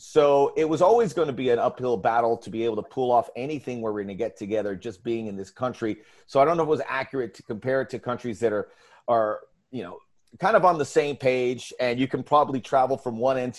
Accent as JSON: {"language": "English", "town": "Miami", "region": "Florida", "country": "United States", "tie": "born or raised there", "said": "I grew up in Miami, driving down Arthur Godfrey and seeing the Miami Herald right there on the bay"}